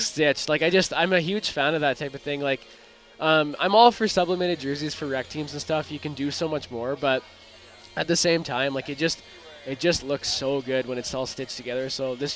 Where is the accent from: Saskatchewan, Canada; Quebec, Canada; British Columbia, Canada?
Saskatchewan, Canada; Swift Current; I'm from Swift Current, Saskatchewan area originally, and we, you know, the Swift Current Bronco tragedy from the 80s, that happened before I was born, and that's been a part of my life growing up